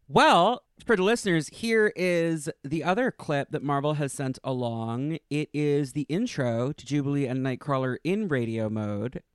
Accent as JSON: {"language": "English", "region": "New York", "country": "United States", "said": "I'm from New York, and I, I lived in the city for ten years."}